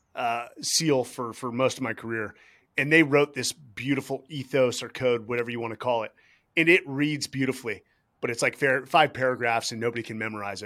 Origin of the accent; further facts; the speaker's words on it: Santa Cruz, California, United States; growing up in Santa Cruz